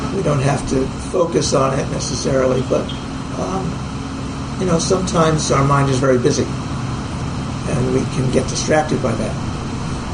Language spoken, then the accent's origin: English; Pittsburgh, Pennsylvania, United States; moved away as an adult; also born or lived in San Francisco Bay Area; I grew up in Pittsburgh